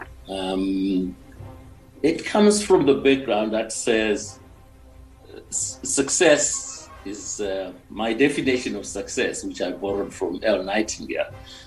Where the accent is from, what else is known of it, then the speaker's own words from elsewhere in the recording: Mutare, Manicaland, Zimbabwe; moved away as an adult; also born or lived in Johannesburg; I was born in Mutare, grew up there, and my mom was a school teacher